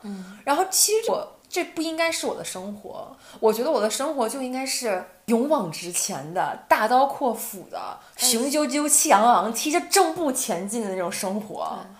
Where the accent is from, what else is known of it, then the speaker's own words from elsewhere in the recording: Northeast China, China; moved away as an adult; now in Netherlands; 我意识到东北还是我的精神家园